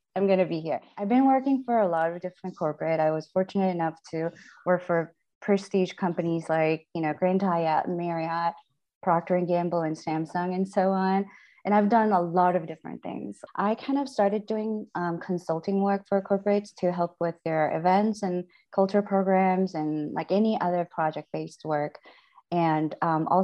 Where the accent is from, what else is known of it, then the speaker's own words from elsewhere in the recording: Seoul, South Korea; moved away as an adult; now in United States; So I'm originally from Seoul, Korea. I grew up in Seoul, just normal family, normal environment. I moved to the States 2013